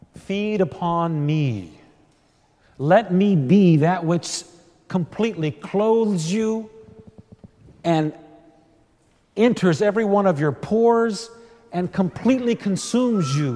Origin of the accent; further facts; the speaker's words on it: Texas, United States; being a Texan and a Missouri Synod Lutheran in Texas